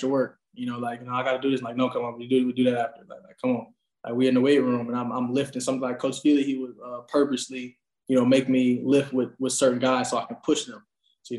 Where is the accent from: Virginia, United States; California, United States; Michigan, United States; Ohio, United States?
Michigan, United States; moved away; also born or lived in Buffalo, New York; I'm coming from Buffalo. I'm from Michigan